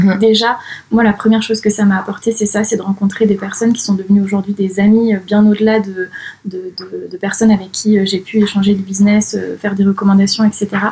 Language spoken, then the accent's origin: French; Saint-Jean-d'Angély, Nouvelle-Aquitaine, France; moved away as an adult; now in Toulouse, France; je viens de Charente-Maritime, d'une petite ville qui s'appelle Saint-Jean-d'Angély. Je vis à Toulouse depuis 9 ans maintenant